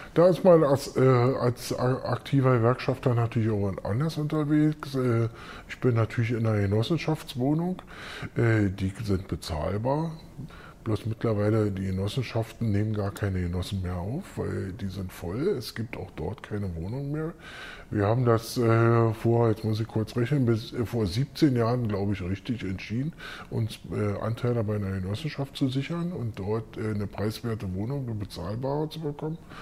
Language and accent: German; Berlin, Germany; ich bin Westberliner